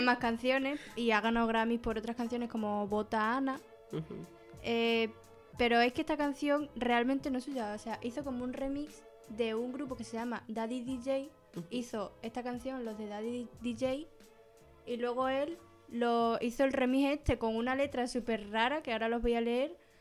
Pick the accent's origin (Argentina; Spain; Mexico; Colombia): Spain; Badajoz, Extremadura; soy de aquí de Badajoz